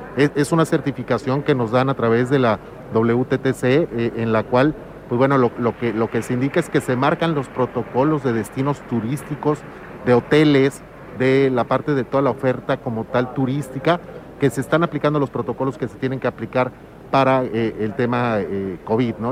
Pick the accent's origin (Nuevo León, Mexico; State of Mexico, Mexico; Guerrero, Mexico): Guerrero, Mexico; Zihuatanejo; Vivimos 120 mil pobladores en Ixtapas y Guatanejo